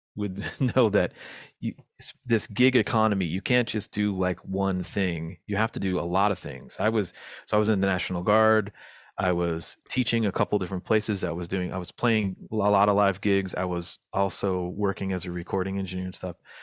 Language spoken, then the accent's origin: English; United States; as an American